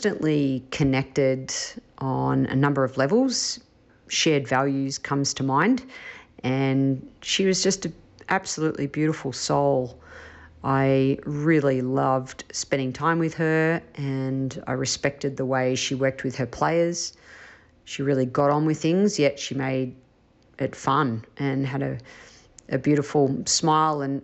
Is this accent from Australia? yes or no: yes; Australia; I was from Australia